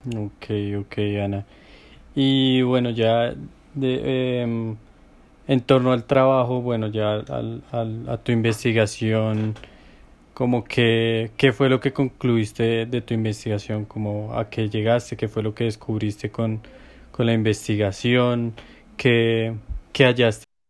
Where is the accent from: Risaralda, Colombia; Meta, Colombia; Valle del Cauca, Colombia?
Meta, Colombia; Villavicencio; moved away; soy de Villavo